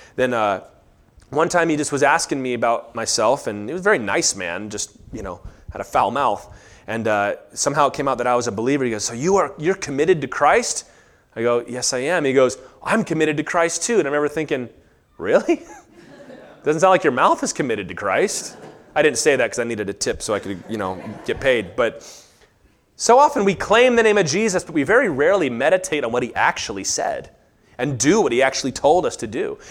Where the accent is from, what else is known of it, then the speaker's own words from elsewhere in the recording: Virginia, United States; I grew up in Virginia